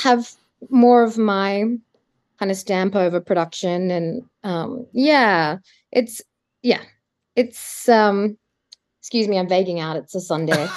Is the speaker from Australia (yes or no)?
yes; Adelaide, South Australia, Australia; moved away as an adult; also born or lived in Sydney; now in Melbourne, Australia; I'm originally from Adelaide